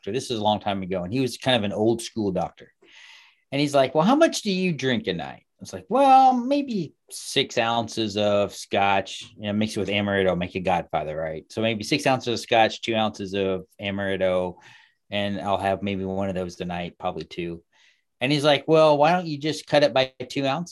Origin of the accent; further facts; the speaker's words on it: Kansas City, United States; I grew up in Kansas City